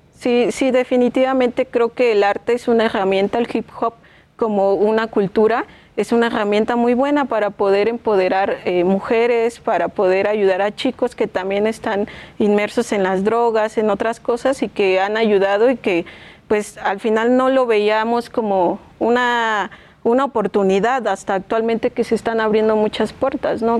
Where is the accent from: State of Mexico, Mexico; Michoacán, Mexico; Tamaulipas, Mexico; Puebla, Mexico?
State of Mexico, Mexico; Chimalhuacán; Yo soy de Chimalhuacán